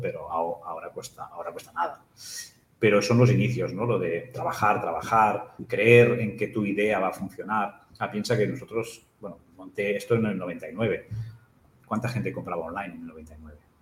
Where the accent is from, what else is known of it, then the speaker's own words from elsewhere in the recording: Capellades, Catalonia, Spain; also born or lived in Igualada / La Torre de Claramunt; now in Barcelona, Spain; yo, nací en Barcelona, pero mi madre es de, de Capellades, mi padre es de Barcelona, nos fuimos a vivir en Capellares